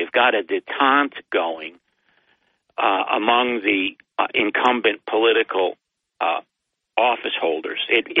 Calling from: Binghamton, New York, United States; … from Binghamton.

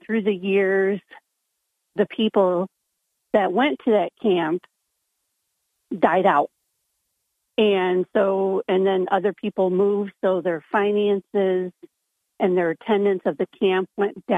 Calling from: Hillcrest, New York, United States; I'm calling from Hillcrest

